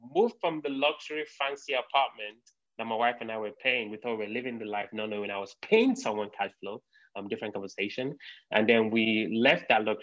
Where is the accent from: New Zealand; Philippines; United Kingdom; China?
United Kingdom; London; moved away as an adult; now in United States; I'm from the United Kingdom, from London. I grew up in London. So I moved to the US about 7 years ago.